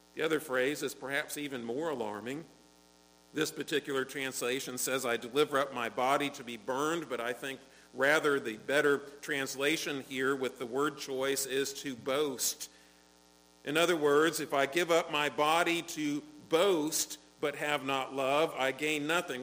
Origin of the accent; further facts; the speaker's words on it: United States; as an American